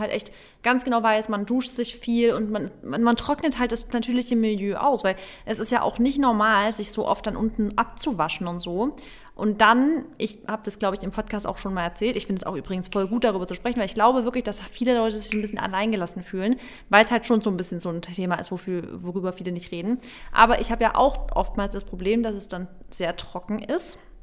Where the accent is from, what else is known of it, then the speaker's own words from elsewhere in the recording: Baden-Württemberg, Germany; bei uns in Baden-Württemberg war es ja auch immer so, dass im September wieder die Schule losgeht